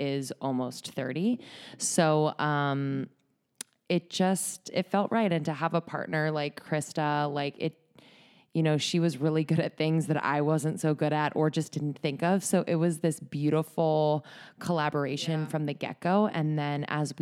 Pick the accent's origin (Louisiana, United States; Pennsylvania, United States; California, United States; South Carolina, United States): Pennsylvania, United States; Bucks County, north of Philadelphia; moved away as an adult; also born or lived in New York; now in Los Angeles, United States; I'm from just north of Philadelphia